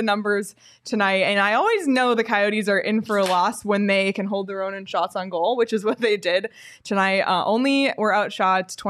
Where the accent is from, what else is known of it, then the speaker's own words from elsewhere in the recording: Canada; And it's cool for me too, like as a Canadian, getting to talk to Gunther and to Coach Tourigny